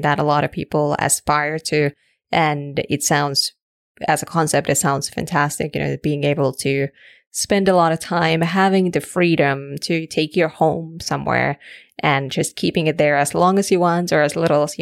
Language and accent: English; Canada; I'm from Canada